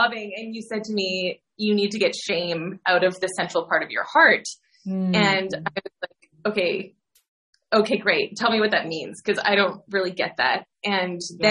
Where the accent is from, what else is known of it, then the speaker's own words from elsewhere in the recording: Canada; moved away as an adult; now in Netherlands; I'm Canadian and I moved over here 9 years ago this month.